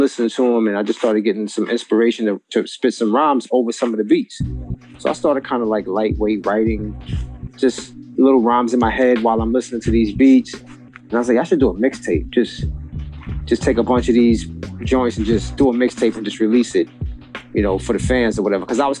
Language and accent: English; New York City, New York, United States; now in New Jersey, United States